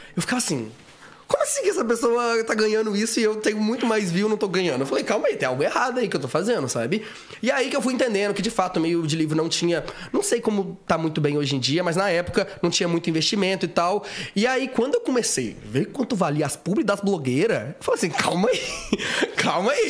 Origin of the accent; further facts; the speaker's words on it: Itaperuna, Rio de Janeiro, Brazil; moved away as an adult; also born or lived in Minas Gerais; now in São Paulo, Brazil; eu nasci em Minas Gerais, mas assim, nem morei lá direito. Eu fui pro Rio, pro interior do Rio, Itaperuna, que é a minha cidade. E aí, lá em Itaperuna, eu cresci